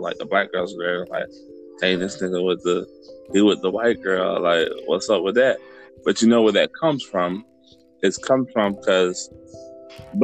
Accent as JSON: {"language": "English", "town": "Tampa", "region": "Florida", "country": "United States", "tie": "born or raised there", "said": "I grew up in West Tampa"}